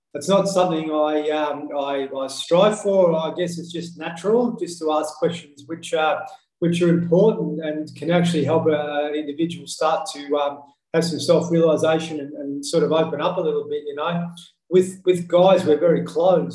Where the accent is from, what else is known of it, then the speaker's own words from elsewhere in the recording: Horsham, Victoria, Australia; I come from Horsham in country Victoria. So I was a little fella there.